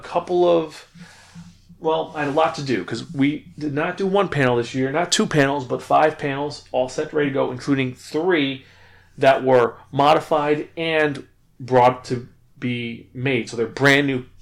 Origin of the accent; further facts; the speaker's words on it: New York, United States; being a New Yorker